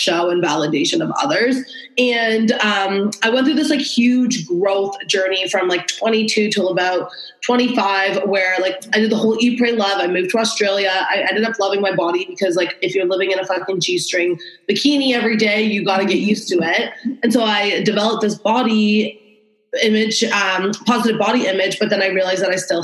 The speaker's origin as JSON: {"language": "English", "town": "Toronto", "region": "Ontario", "country": "Canada", "said": "I'm 27 from Toronto, Ontario."}